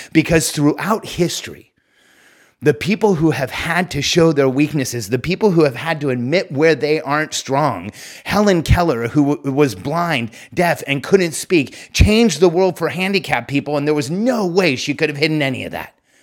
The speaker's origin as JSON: {"language": "English", "country": "Mexico", "tie": "born or raised there", "moved": "yes", "said": "I, I grew up in Mexico."}